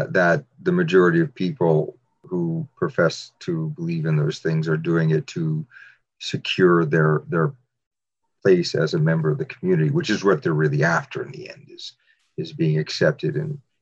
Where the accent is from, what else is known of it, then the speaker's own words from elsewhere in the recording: New York City, New York, United States; I grew up in New York City